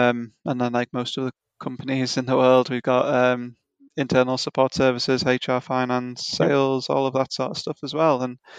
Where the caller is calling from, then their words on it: Clitheroe, North West England, United Kingdom; Yeah, so we're in a small town in the UK called Clitheroe, which is most probably best known for being 20 miles or so from Manchester.